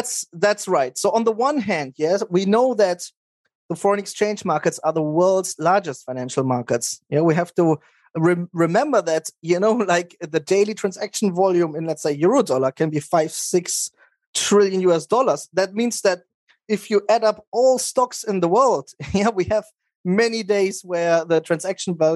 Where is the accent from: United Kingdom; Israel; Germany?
Germany; moved away as an adult; also born or lived in Maastricht, Netherlands / Spokane, United States / Nice, France; I grew up in Germany. I went to high school there.